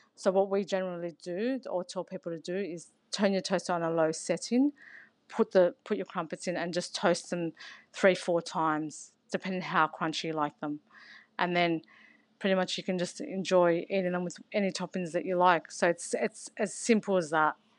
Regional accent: San Souci, New South Wales, Australia; I grew up in San Suzy in New South Wales

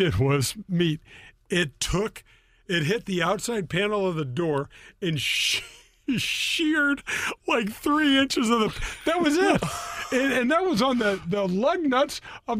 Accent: Missouri, United States; I'm from Missouri

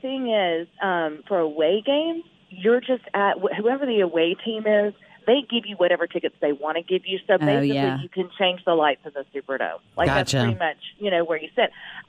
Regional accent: Louisiana, United States; we're from Louisiana.

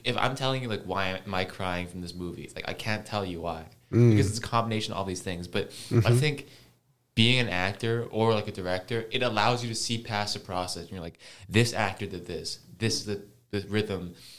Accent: Hong Kong; moved away; I'm from Hong Kong.

